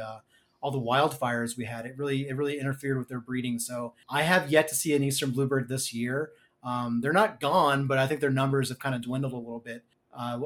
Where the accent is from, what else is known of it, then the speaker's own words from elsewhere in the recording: Missouri, United States; now in Minnesota, United States; my home state, Missouri